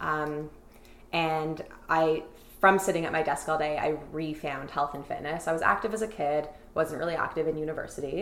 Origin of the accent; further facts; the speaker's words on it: Toronto, Ontario, Canada; I grew up in Toronto, Midtown